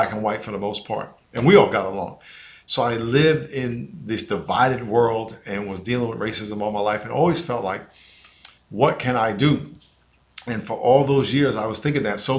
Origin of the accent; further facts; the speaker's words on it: New York, United States; moved away; also born or lived in San Diego; I grew up in New York in a neighborhood called Lakeview, which was mostly black